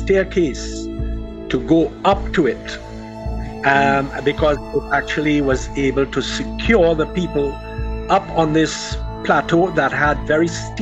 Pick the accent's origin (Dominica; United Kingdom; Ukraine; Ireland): Dominica; I'm born and raised in Dominica, the island of Dominica, not to be confused with the Dominican Republic, in the middle of the Lesser Antilles.